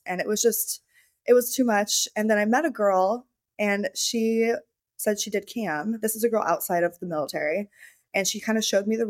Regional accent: Hawaii, United States; Yeah. So I grew up in Hawaii. My parents were military, so they were really hard on me. But I grew up in Hawaii and I just surfed, skipped school a lot.

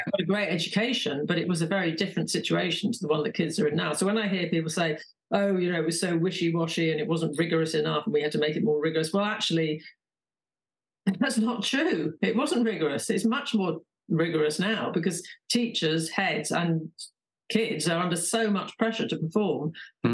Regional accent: London, United Kingdom; I grew up in London

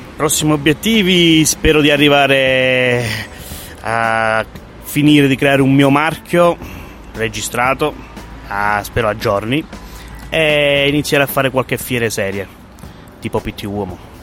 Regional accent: Sant'Arcangelo, Basilicata, Italy; restare nel mio paese

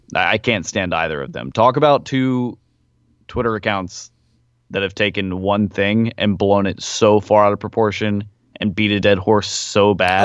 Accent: Nashville, Tennessee, United States; moved away; I was also in my hometown

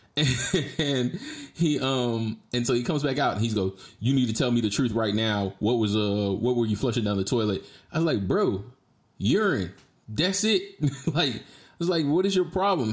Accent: Jacksonville, Florida, United States; moved away as an adult; also born or lived in Georgia; now in Texas, United States; I'm from Duval County

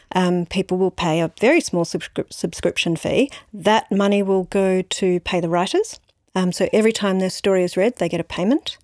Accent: Brisbane, Queensland, Australia; also born or lived in San Francisco, United States; now in Melbourne, Australia; I grew up in Brisbane

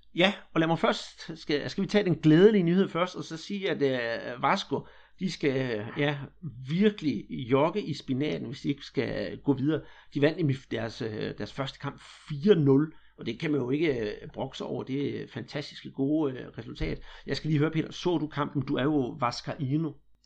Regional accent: Denmark; vi her hjemme i Danmark

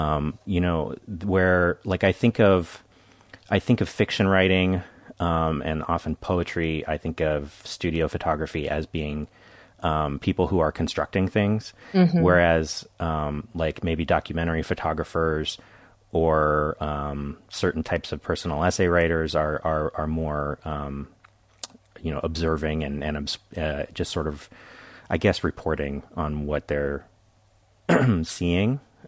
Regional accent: Carmel Valley, California, United States; Carmel Valley, California.

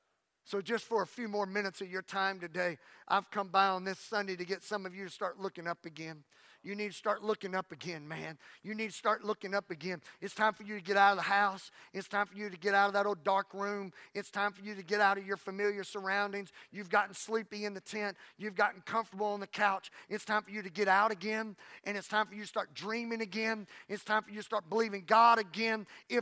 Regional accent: Louisiana, United States; First of all, I'm tired. Plus, I'm from Louisiana.

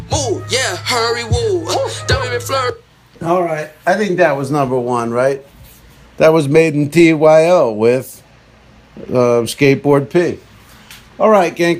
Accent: New Jersey, United States; I'm from Edgewater. I mean, I'm from New Jersey.

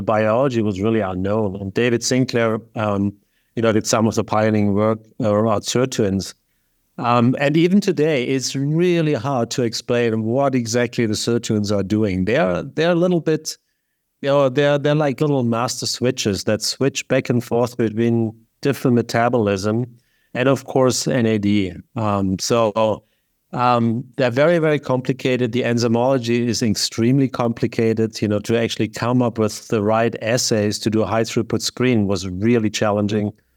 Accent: Lake Constance, Baden-Württemberg, Germany; moved away; Originally from southern Germany, not Bavaria, which is very important, but there's the southwest state called Baden-Württemberg, and there's a beautiful lake called Lake Constance, and very close to the mountains.

